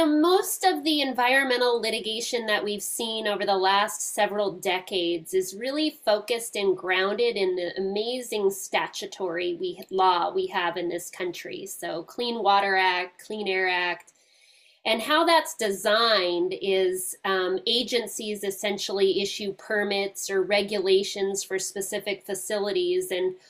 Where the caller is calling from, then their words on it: Seattle, Washington, United States; And I'm joining you from Seattle, Washington.